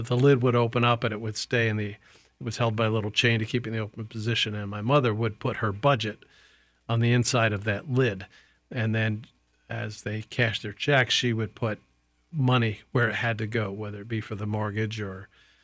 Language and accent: English; Kingston, New York, United States; I grew up in New York, about 100 miles north of New York City, a city called Kingston